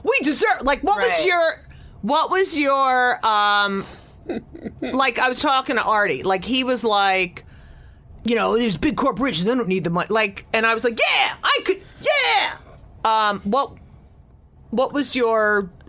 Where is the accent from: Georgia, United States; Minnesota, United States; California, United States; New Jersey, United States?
New Jersey, United States; I grew up in New Jersey